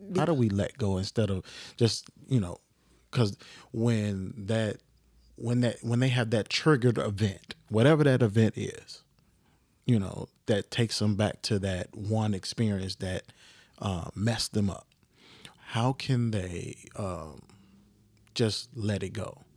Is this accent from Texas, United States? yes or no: no; Chicago, Illinois, United States; I'm just a kid from the South Side